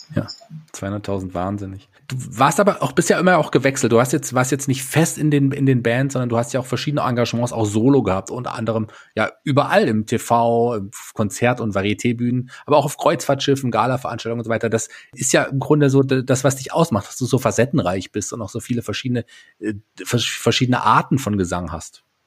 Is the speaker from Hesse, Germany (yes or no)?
yes; Fulda, Hesse, Germany; ich bin ja auch ein gebürtiger Fulderer